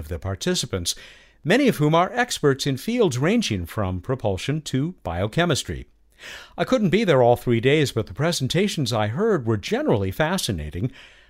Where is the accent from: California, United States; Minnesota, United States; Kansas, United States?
California, United States; San Diego; my hometown of San Diego